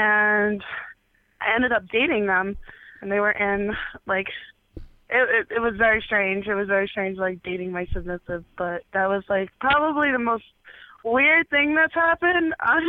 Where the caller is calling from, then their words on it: New York, United States; calling from New York.